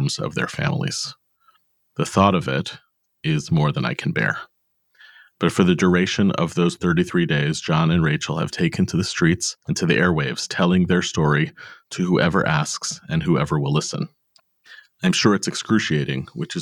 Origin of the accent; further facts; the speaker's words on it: United States; we are American-born parents of Jewish teens and young adults